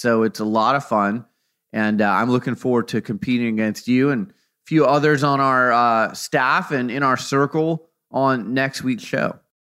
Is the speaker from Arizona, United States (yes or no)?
yes; Phoenix, Arizona, United States; now in Oregon, United States; we're both from Phoenix